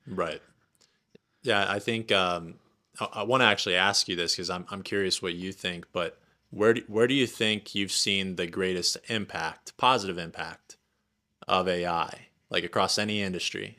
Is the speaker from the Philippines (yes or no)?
no; Indiana, United States; moved away as an adult; also born or lived in Lafayette, Indiana / South Florida; now in Wyoming, United States; I grew up in Indiana in a super small town, about 5,000 people uh, in the farmland uh, across the street from some cornfields